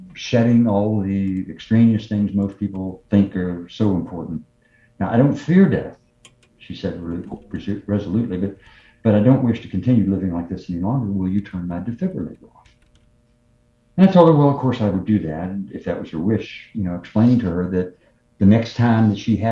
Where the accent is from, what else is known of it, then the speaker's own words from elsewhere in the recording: the South, United States; I was from the South